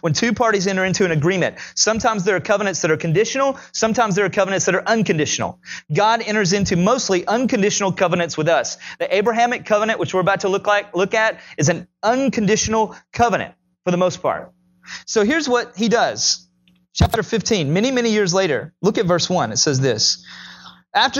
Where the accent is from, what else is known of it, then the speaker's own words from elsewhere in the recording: Tennessee, United States; I'm from Tennessee